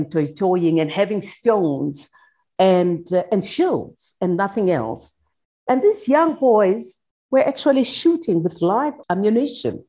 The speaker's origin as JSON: {"language": "English", "town": "Soweto", "region": "Gauteng", "country": "South Africa", "tie": "born or raised there", "said": "growing up in Soweto during apartheid"}